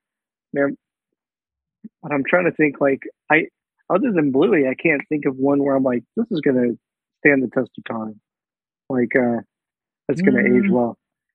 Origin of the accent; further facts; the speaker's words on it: Kansas, United States; now in Austin, United States; I'm from Kansas originally, but when I was going to move to Austin